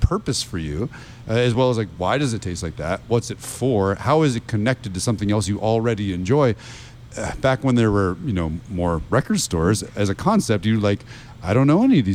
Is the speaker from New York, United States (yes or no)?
yes; Rochester, New York, United States; moved away as an adult; also born or lived in Westchester / London; now in Sarasota, United States; I was born in New Rochelle outside New York City. We were in Westchester till I was in the third grade. And then we moved to Rochester, New York